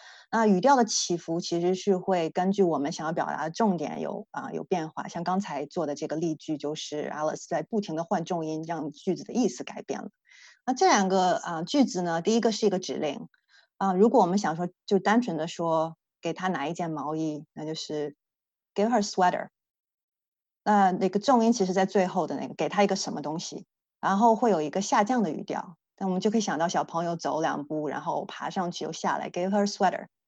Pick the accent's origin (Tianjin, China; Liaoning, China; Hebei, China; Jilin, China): Liaoning, China; Dalian; 我家乡大连以前闹过一个非常搞笑的一个例子